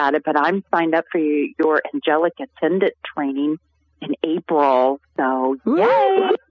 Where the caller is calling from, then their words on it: Western North Carolina, United States; I am calling from the Blue Ridge Mountains here in Western North Carolina.